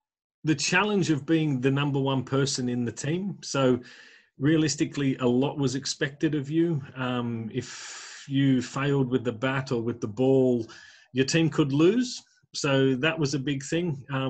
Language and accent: English; Australia; also born or lived in Huddersfield / Nottinghamshire; now in United Kingdom; as you said. I am originally from Australia. Grew up in a sporting family.